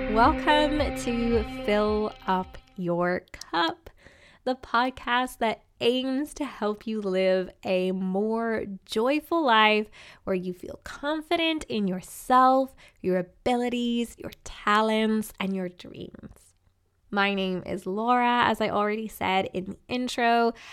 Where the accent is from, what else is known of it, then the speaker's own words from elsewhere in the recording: Ireland; I grew up in Ireland